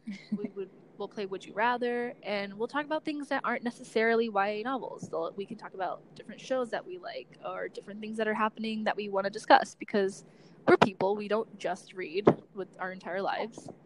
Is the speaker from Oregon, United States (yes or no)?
no; Southern California, United States; moved away as an adult; now in Washington, D.C., United States; I'm from Southern California